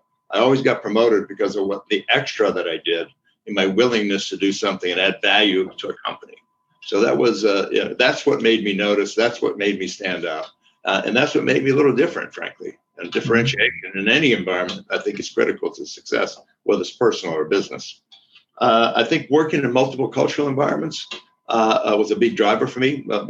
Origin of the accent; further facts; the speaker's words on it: Wisconsin, United States; also born or lived in Brazil / Chile / Spain; I'm from Wisconsin, you know, I'm just, but I grew up most of my life in Brazil, Chile, and Spain, which gives me a very different viewpoint